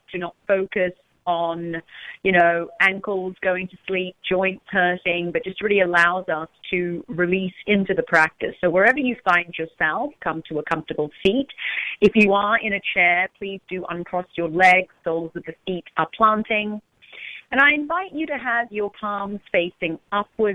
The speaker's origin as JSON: {"language": "English", "region": "London", "country": "United Kingdom", "moved": "yes", "lives_now": "Orange County, United States", "said": "I'm actually from London"}